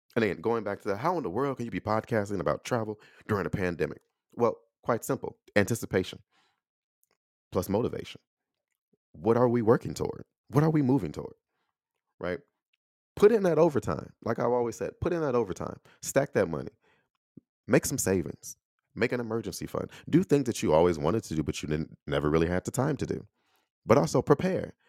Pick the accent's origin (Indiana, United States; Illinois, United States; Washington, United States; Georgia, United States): Illinois, United States; Chicago; accent: Chicago; moved away as an adult; also born or lived in Texas; I'm from Illinois. grew up in Chicago, Chicago through and through, right? I still have a Chicago accent